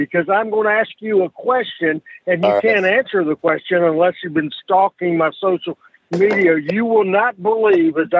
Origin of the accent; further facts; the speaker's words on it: Jonesboro, Arkansas, United States; I am sitting in my hometown of Jonesboro, Arkansas, where my story began